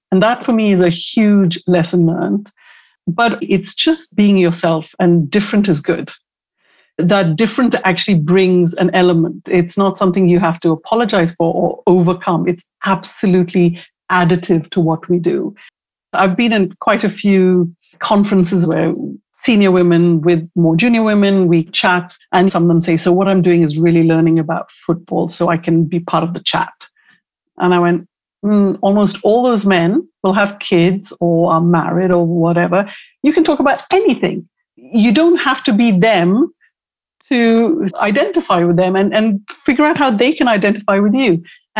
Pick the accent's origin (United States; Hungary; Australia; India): India; When I was growing up in India, I had a friend whose older brother I absolutely crushed on.